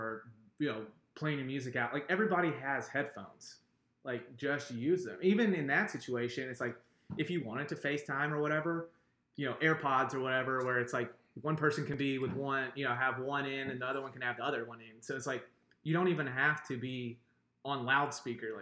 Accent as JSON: {"language": "English", "region": "the South", "country": "United States", "tie": "born or raised there", "lives_now": "Nashville, United States", "said": "I grew up in the South, went to school in the South"}